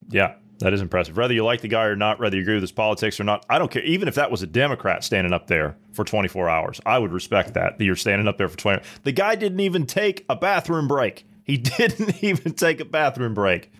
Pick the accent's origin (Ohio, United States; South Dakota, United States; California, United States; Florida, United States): Ohio, United States; Columbus; moved away; I'm from Columbus, Ohio